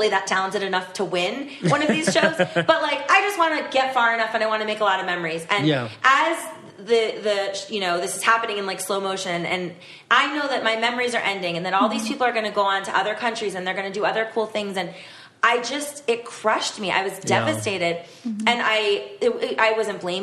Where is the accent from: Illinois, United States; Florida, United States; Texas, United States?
Florida, United States; I grew up in Florida